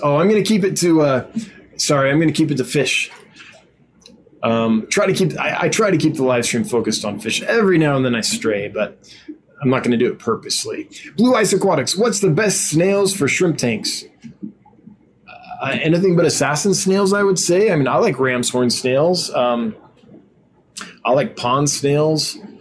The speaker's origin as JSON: {"language": "English", "region": "Northern California", "country": "United States", "tie": "born or raised there", "said": "growing up in Northern California"}